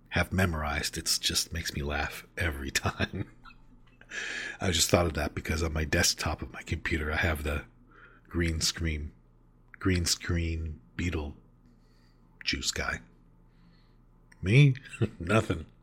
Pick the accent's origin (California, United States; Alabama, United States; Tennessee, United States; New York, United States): Alabama, United States; Mobile; now in York, United States; I'm originally from Mobile, Alabama, and did six years of recovery there. Then I found myself in York, Pennsylvania, and I've done five years of recovery there.